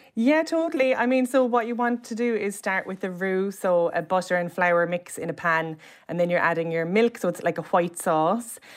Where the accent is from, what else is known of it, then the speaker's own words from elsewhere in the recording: Cobh, Munster, Ireland; I'm from Cove, which is an island and, like, a gorgeous seaside, side town